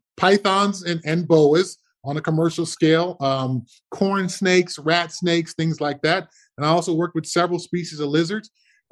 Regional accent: Altadena, California, United States; born or raised there

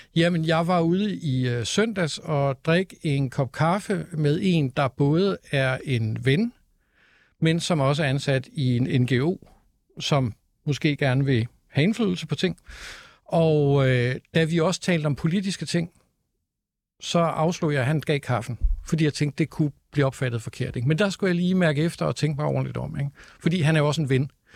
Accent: Copenhagen, Capital Region of Denmark, Denmark; jeg er københavner

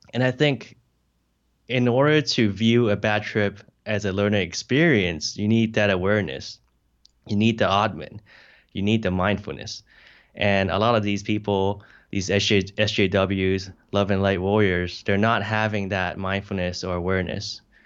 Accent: Hong Kong; moved away; also born or lived in United States; I'm an immigrant from Hong Kong to the U S

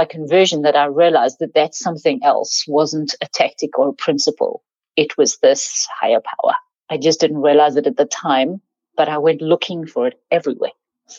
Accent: South Africa; So, I grew up in South Africa. That's one third of my accent.

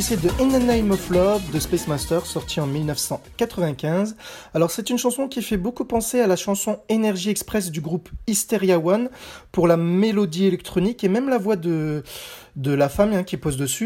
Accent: France; also born or lived in Nice; chez nous en France

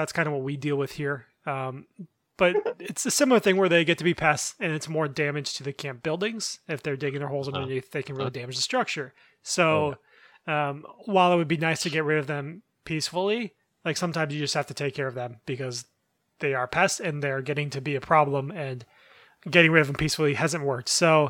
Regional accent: Pine Island, Minnesota, United States; now in Wisconsin, United States; I'm literally from the town Pine Island. That's my hometown.

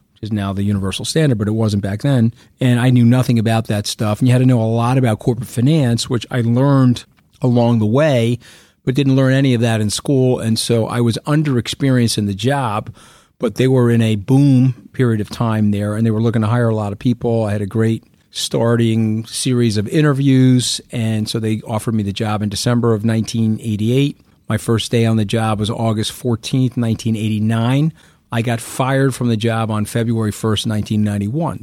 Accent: Long Island, New York, United States; I grew up on Long Island.

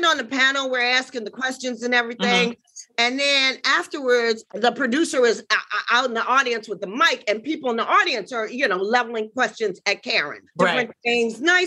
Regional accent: Washington, District of Columbia, United States; I'm from Washington, D.C. originally

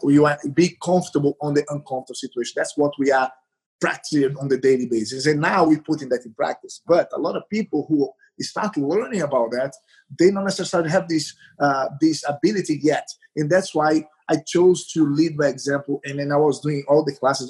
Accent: Recife, Pernambuco, Brazil; English is a second language; moved away; I, I am from Recife, the northeast of Brazil

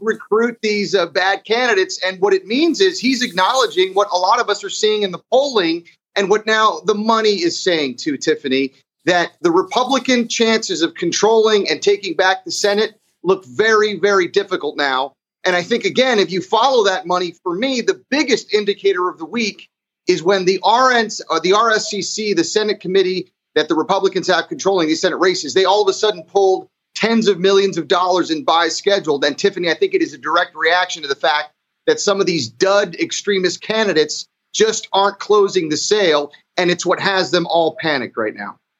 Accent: Florida, United States; my home state of Florida

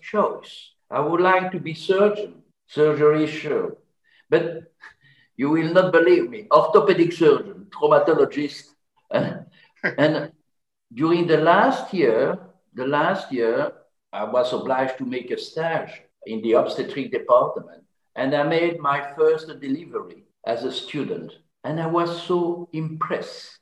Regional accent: French-speaking part of Belgium, Wallonia, Belgium; English is a second language; I was from the French part of Belgium

